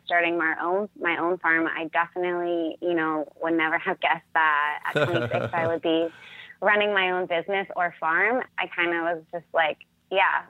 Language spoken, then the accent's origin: English; Alexandria, Virginia, United States; moved away as an adult; also born or lived in Oregon; now in Vancouver, Washington, United States; I grew up in Alexandria, Virginia, a suburb of Washington, D.C.